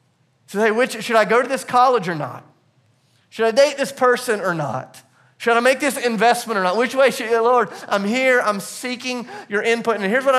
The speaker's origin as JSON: {"language": "English", "region": "the South", "country": "United States", "said": "on the inside, it felt a little weird, but because I'm from the South, on the outside, I was like, oh, that's awesome."}